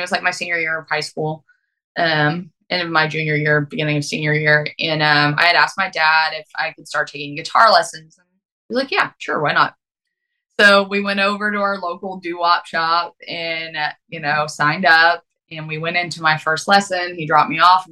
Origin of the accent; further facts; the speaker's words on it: Lexington, Kentucky, United States; I'm from Lexington, Kentucky originally, urban capital of the world.